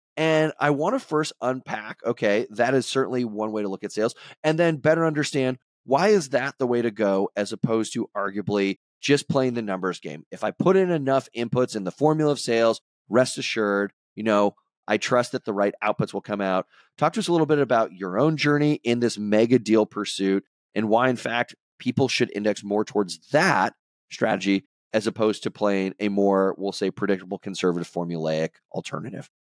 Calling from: Boston, Massachusetts, United States; I'm calling in from Boston

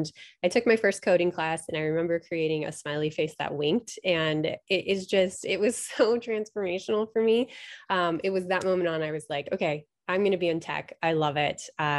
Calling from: Kirkland, Washington, United States; I am zooming in from lovely Kirkland, Washington, which is right outside of Seattle.

